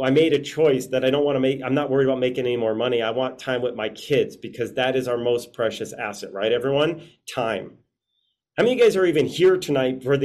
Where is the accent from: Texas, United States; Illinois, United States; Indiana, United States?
Illinois, United States; Chicago; moved away as an adult; now in Las Vegas, United States; I'm from Chicago. I just happened to now be living in Las Vegas